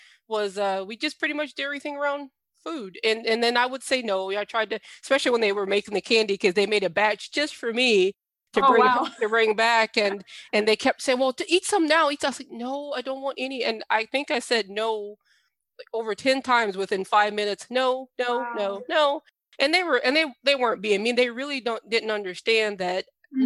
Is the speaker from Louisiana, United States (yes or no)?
yes; Southern Louisiana, United States; I'm from Southern Louisiana